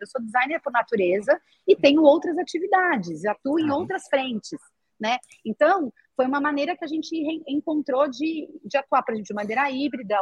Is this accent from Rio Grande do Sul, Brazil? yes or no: no; São Paulo, Brazil; A gente era de São Paulo, eu sempre brinco, eu sou tão de São Paulo que eu nasci na Avenida Paulista